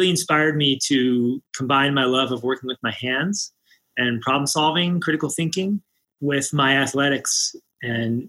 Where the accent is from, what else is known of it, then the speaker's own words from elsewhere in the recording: just north of Washington, D.C., Maryland, United States; moved away as an adult; now in Boulder, United States; I grew up just north of Washington, D.C. in Maryland